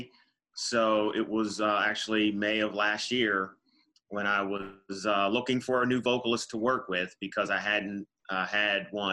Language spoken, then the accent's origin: English; East Coast, United States; I'm from United States, East Coast